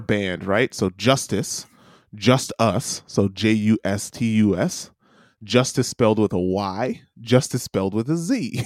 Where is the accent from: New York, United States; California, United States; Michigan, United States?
New York, United States; New York City; as a New Yorker